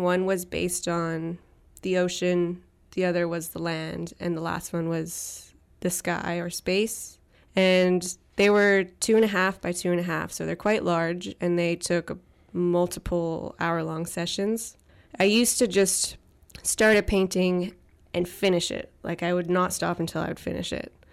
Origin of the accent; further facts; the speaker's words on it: Tseycum First Nation, Saanich Territory, British Columbia, Canada; I am from Sycamore First Nations in Saanich Territory.